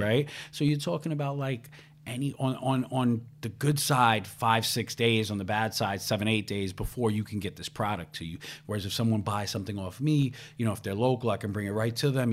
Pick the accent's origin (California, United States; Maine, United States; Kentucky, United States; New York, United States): New York, United States; New York City; I was raised in Ravenswood projects